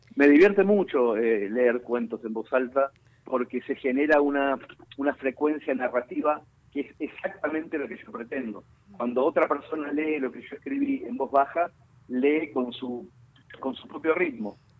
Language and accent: Spanish; Mercedes, Buenos Aires Province, Argentina; en mi pueblo natal y en mi barrio